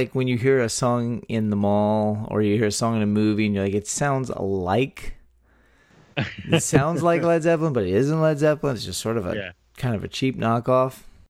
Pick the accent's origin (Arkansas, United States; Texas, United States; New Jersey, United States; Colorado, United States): Texas, United States; born or raised there